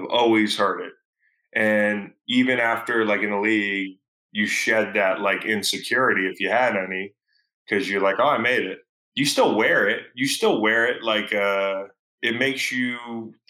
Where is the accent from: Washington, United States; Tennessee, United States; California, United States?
California, United States; moved away; the small town where I grew up. And once we moved from California, when he retired